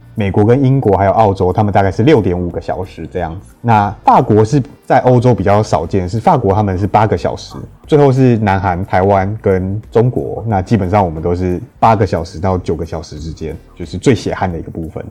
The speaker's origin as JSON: {"language": "Chinese", "country": "Taiwan", "said": "我们台湾人的， 台湾人的身体"}